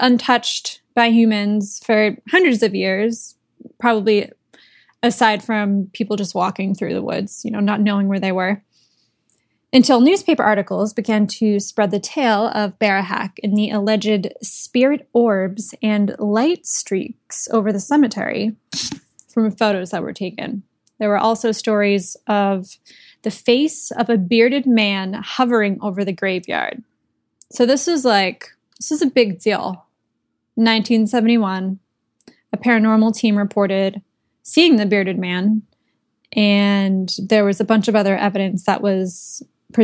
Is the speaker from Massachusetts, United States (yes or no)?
yes; Massachusetts, United States; I grew up in Massachusetts